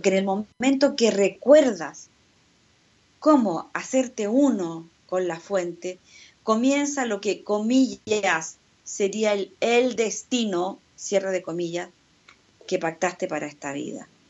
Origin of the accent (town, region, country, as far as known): Chile